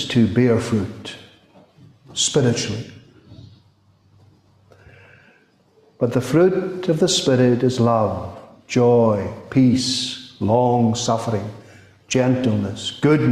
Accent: Scotland, United Kingdom; As far as our Scottish tradition is concerned

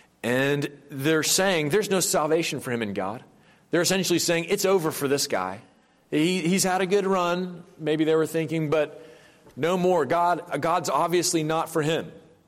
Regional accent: Tennessee, United States; moved away; I'm from Tennessee

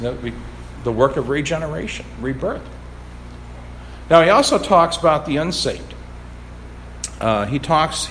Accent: the Bible Belt, United States; I grew up in the Bible Belt

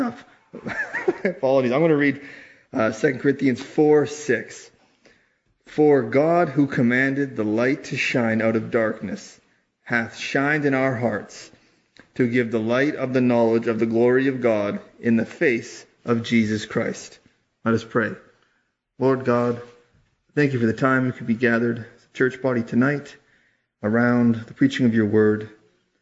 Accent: Yukon, Canada; I'm from the Yukon Territory

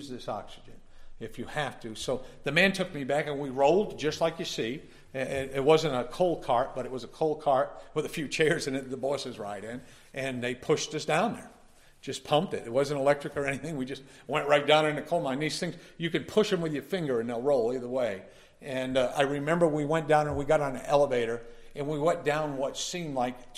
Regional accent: Connecticut, United States; I was born as a Catholic up in Connecticut

